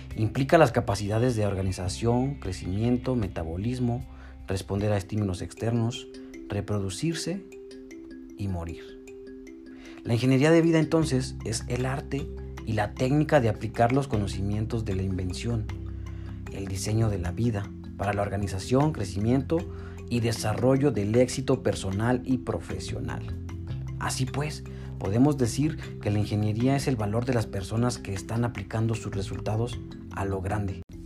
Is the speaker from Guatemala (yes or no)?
no; Mexico; somos los mexicanos